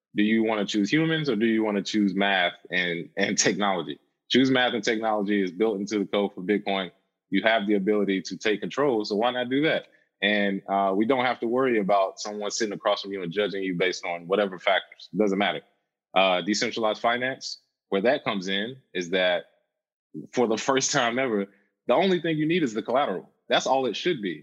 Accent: Charlotte, North Carolina, United States; I'm originally from Charlotte, North Carolina.

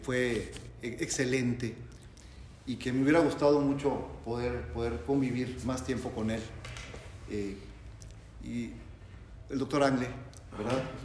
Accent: Mexico

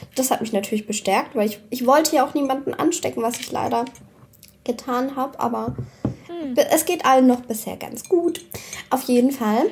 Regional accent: Swabia, Germany; Außerdem bin ich doch Schwabe

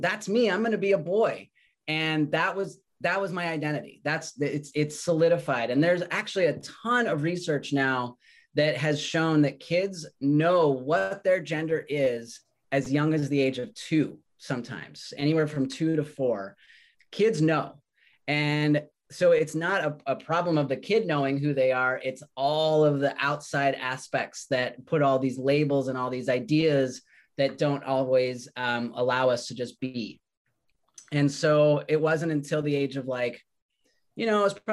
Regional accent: Redmond, Washington, United States; also born or lived in Colorado; I grew up in Redmond, Washington. We moved there when I was about 7 years old. I was originally born in Colorado

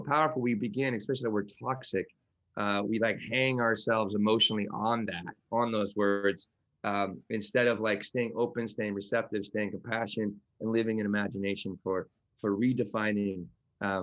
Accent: New York, United States; I'm from New York

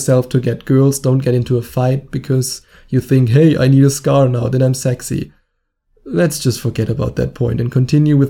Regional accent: Germany; accent: German; English is a second language; my annoying German accent

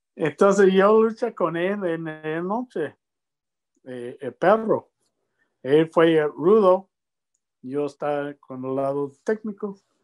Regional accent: Lubbock, Texas, United States; Spanish is a second language; moved away; also born or lived in Mexico / Puerto Rico; cuando yo estoy niño en Lubbock, ¿no? Yo nací en Lubbock, Texas

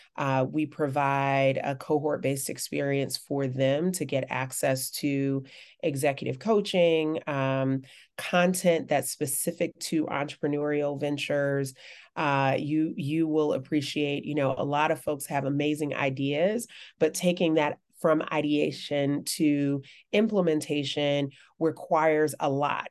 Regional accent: Birmingham, Alabama, United States; growing up in Birmingham

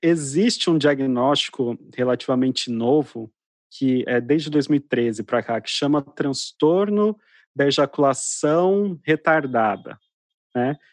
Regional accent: Mato Grosso do Sul, Brazil; eu sou do, do interior, né? sou do Mato Grosso do Sul

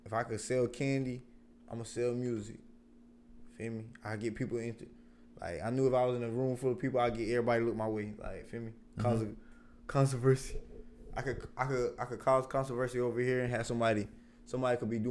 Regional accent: Columbia, South Carolina, United States; I'm from Columbia, South Carolina. You already know, Northeast Side, Columbia, Parkway.

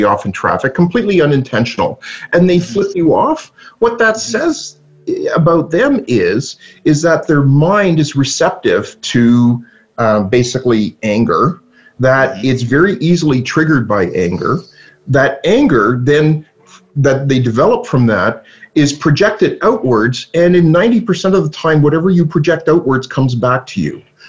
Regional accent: Toronto, Ontario, Canada; I was born in Toronto, and I was brought home, but I didn't know I was a Canadian

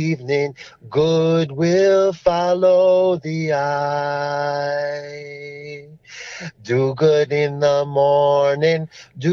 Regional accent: New Jersey, United States; now in Colorado, United States; I was just growing up in New Jersey, you know, playing basketball or football and eating pizza.

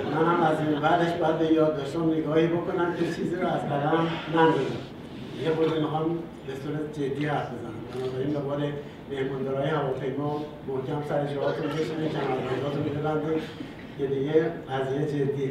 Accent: Iran; ما ایرانی هستیم

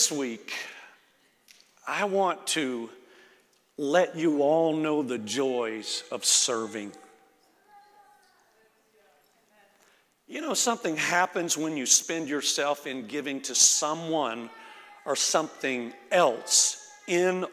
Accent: Florida, United States; moved away; I'm from Florida

